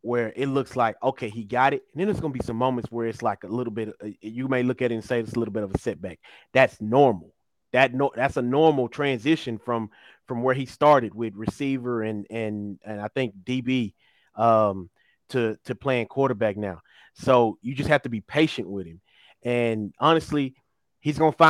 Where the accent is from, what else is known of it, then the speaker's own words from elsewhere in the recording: Chapel Hill, North Carolina, United States; we come from Chapel Hill